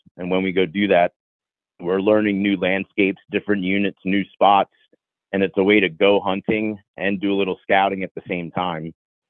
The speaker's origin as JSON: {"language": "English", "area": "Bucks County", "region": "Pennsylvania", "country": "United States", "tie": "born or raised there", "moved": "as an adult", "lives_now": "Phoenix, United States", "said": "But I am from Pennsylvania. I lived there for the first 23 years of my life. And then I made the move out to Phoenix, Arizona. And my time in Pennsylvania, I grew up in Bucks County"}